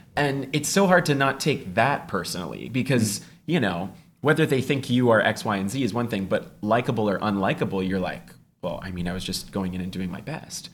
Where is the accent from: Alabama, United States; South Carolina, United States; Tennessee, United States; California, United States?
California, United States; Walnut Creek; my hometown of Walnut Creek, California